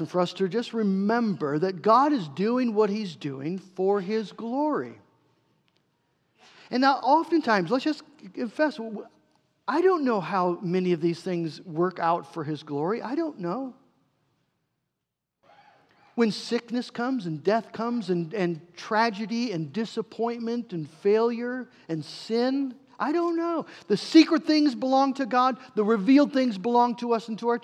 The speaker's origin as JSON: {"language": "English", "country": "United States", "said": "we are American Christians"}